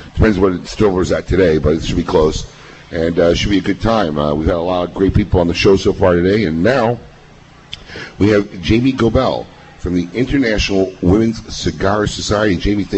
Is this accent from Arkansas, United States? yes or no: no; Chicago, Illinois, United States; You know, I grew up in Chicago, so I actually grew up going in her store.